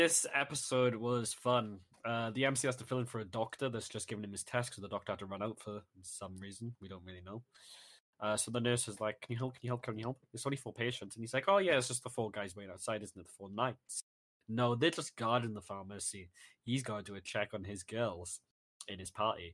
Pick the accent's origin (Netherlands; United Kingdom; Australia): United Kingdom; as a British citizen